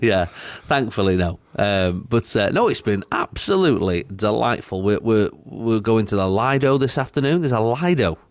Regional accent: United Kingdom; I'm British

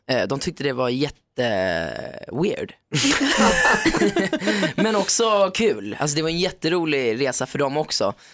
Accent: Sweden; jag är från Sverige, tävlar för Sverige.

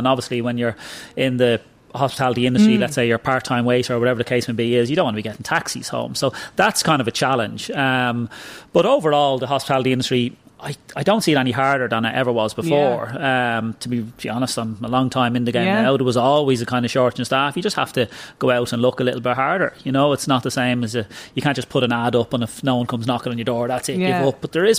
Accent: Dublin, Leinster, Ireland; I was from Glasnevin, I wasn't from Malahide originally

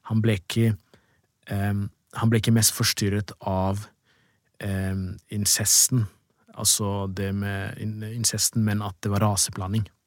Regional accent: Drammen, Buskerud, Norway; jeg er fra Drammen selv

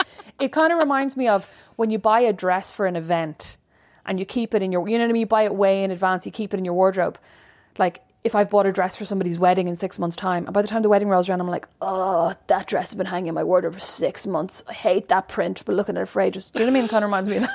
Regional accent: Ireland; moved away; I'm Irish.

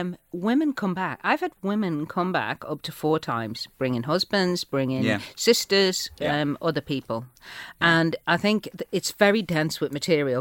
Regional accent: Manchester, North West England, United Kingdom; born there; accent: Manchester; Yeah, I was born in Manchester.

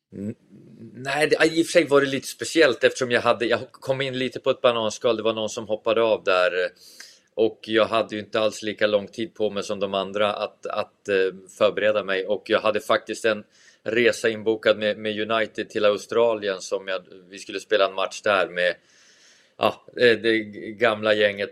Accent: Tavelsjö, Västerbotten County, Sweden; när jag var liten i Tavelsjö

